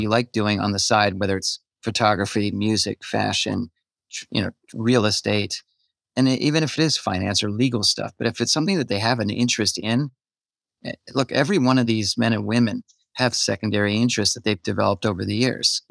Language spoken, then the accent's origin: English; New York City, New York, United States; I'm from New York City